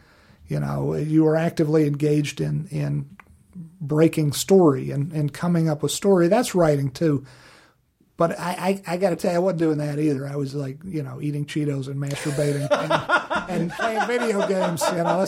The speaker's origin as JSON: {"language": "English", "region": "Virginia", "country": "United States", "tie": "born or raised there", "said": "Living back in Virginia and my home state of Virginia, which was great living in Virginia"}